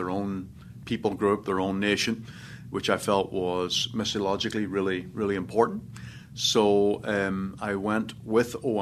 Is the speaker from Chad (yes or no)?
no; Northern Ireland, United Kingdom; moved away; I was born in Northern Ireland, about 20 miles south of Belfast. My father is English, mother is Irish, and grew up in Northern Ireland